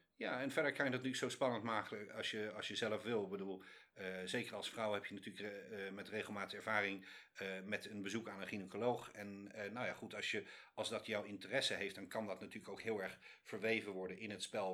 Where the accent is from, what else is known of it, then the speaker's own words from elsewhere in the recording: Netherlands; moved away as an adult; also born or lived in London / China; now in New York, United States; ik ben uit Nederland weggegaan